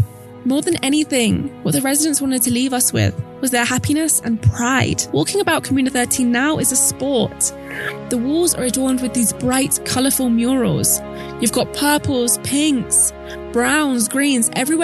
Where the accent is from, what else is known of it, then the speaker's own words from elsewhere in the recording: London, United Kingdom; I'm from London. We barely make eye contact with people.